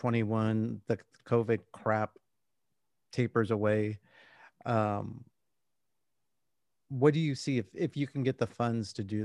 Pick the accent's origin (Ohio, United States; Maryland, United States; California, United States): California, United States; Southern; now in San Antonio, United States; I grew up in Southern California.